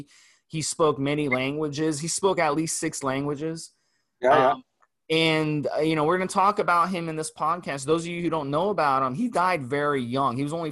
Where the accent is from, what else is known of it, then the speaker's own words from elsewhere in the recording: United States; the ignorant American.